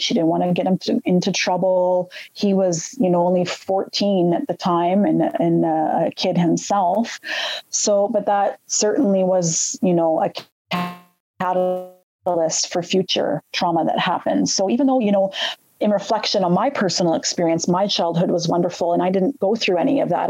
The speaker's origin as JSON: {"language": "English", "town": "Red Deer", "region": "Alberta", "country": "Canada", "tie": "born or raised there", "said": "I grew up actually in Alberta, a small city right in between Calgary and Edmonton in Alberta, Canada, called Red Deer, Red Deer, Alberta"}